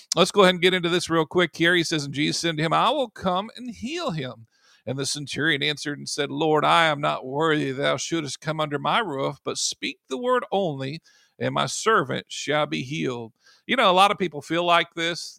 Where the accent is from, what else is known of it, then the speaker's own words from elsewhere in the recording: United States; I'm in America, you know, if I'm gonna say I'm, I'm an American, I was born here